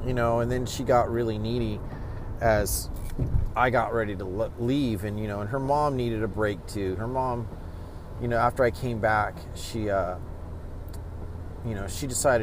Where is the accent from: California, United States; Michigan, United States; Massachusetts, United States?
California, United States; Stockton; my hometown in Stockton.